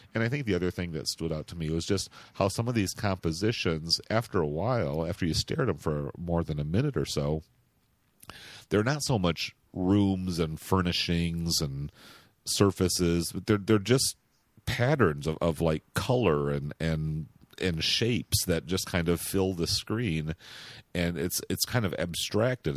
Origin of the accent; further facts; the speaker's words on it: Grand Rapids, Michigan, United States; moved away as an adult; also born or lived in San Francisco; my hometown of Grand Rapids, Michigan, which is where I live now